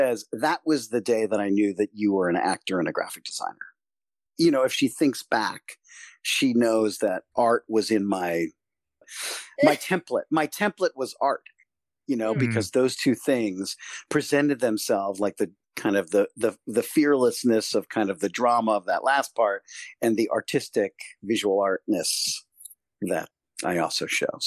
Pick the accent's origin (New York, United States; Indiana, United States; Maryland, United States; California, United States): Maryland, United States; Silver Spring; I grew up in Silver Spring, Maryland, which is right outside of D.C., just north of D.C.